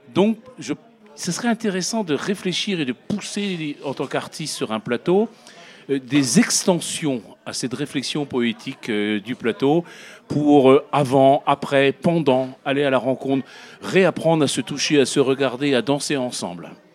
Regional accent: Brittany, France; je viens de Bretagne

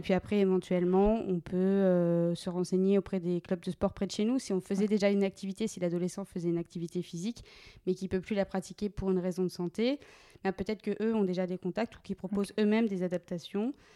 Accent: Meurthe-et-Moselle, Grand Est, France; moved away as an adult; now in Bordeaux, France; j'ai continué sapeur-pompier volontaire dans ma région d'origine, en Meurthe-et-Moselle

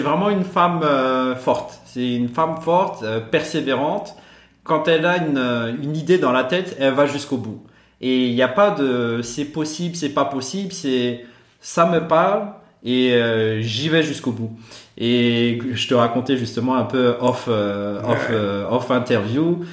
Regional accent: Madagascar; born or raised there; moved away as an adult; also born or lived in Antsirabe, Madagascar; now in Brussels, Belgium

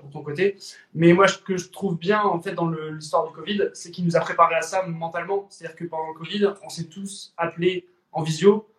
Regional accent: Lille, Hauts-de-France, France; moved away as an adult; now in French Polynesia; je suis originaire de Lille, dans le Nord

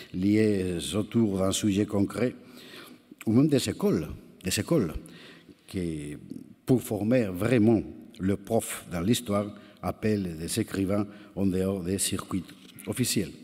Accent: Spain; French is a second language; chez nous, en Espagne

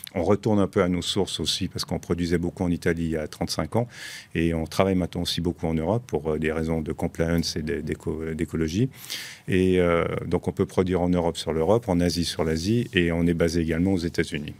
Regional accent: Switzerland; now in Dubai, United Arab Emirates; nous, on est Suisse, la société est basée en Suisse, créée en Suisse par ma tante

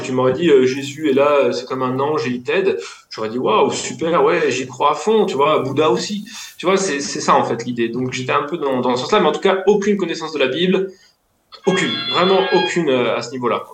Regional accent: Lyon, Auvergne-Rhône-Alpes, France; je viens de Lyon

